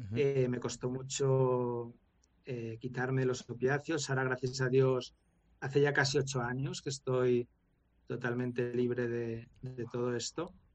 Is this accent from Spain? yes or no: yes; Valencia, Valencian Community, Spain; nos criamos tanto en Valencia, en una urbanización